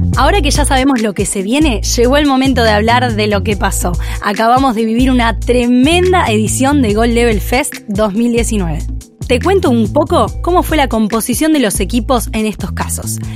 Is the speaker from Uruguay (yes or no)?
yes; Uruguay; soy uruguaya